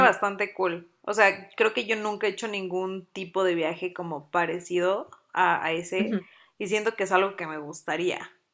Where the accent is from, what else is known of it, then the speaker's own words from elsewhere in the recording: Mexico City, Mexico; now in Puebla, Mexico; yo soy también de Ciudad de México, pero vivo en Puebla